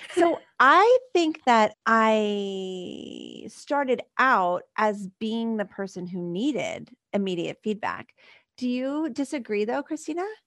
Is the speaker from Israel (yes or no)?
no; Philadelphia, Pennsylvania, United States; this, like, Philly girl